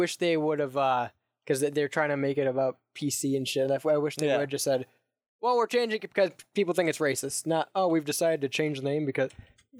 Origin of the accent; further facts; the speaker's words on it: Cleveland, Ohio, United States; I'm from Cleveland